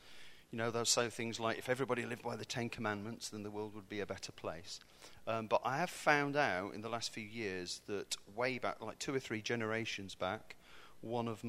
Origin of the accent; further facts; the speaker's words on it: Warwickshire, West Midlands, United Kingdom; moved away; I'm from the Midlands. Midlands. So I'm neither north or south. I'm not sure what I am, really. Kind of caught somewhere in the middle in Warwickshire, and I went to school there.